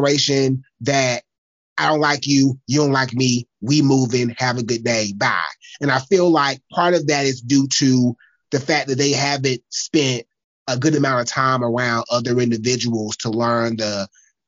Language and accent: English; South Carolina, United States; I'm from South Carolina. I'm from the country